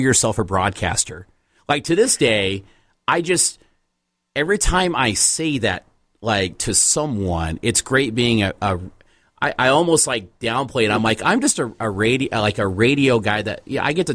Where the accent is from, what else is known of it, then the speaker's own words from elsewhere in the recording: Evansville, Indiana, United States; my hometown of Evansville, Indiana